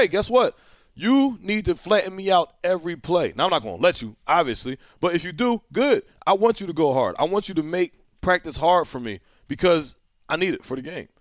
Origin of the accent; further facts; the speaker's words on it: New Jersey, United States; I'm from Jersey